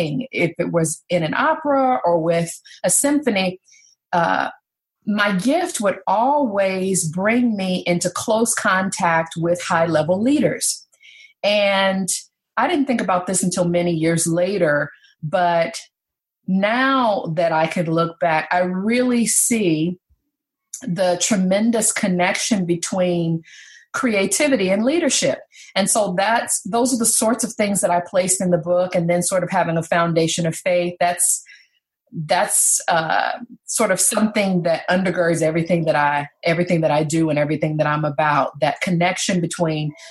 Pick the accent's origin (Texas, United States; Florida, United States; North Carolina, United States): North Carolina, United States; I was raised in North Carolina